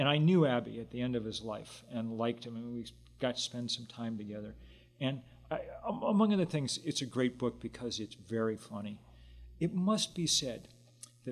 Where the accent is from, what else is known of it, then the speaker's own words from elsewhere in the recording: Lexington, Massachusetts, United States; I grew up in Lexington, Massachusetts